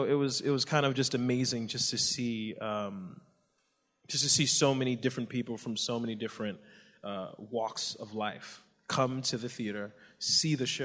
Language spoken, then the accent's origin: English; New Jersey, United States; I grew up in New Jersey. My family's Nigerian. I was the first one born here